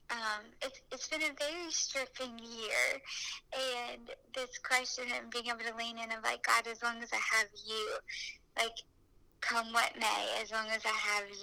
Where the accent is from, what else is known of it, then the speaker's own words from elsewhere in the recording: Alabama, United States; accent: Alabama; It is probably the Alabama accent